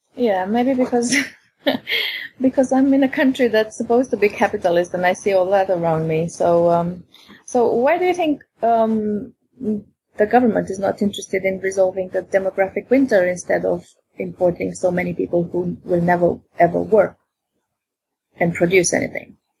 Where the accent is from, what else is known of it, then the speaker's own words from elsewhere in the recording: Romania; now in England; in my country, I'm from Romania